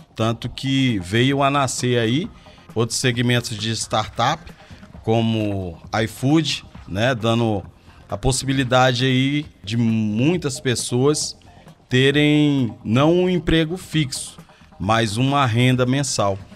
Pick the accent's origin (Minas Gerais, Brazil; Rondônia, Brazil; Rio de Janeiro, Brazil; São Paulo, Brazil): Rondônia, Brazil; Porto Velho; moved away as an adult; now in Belo Horizonte, Brazil; Sou natural de Porto Velho, Rondônia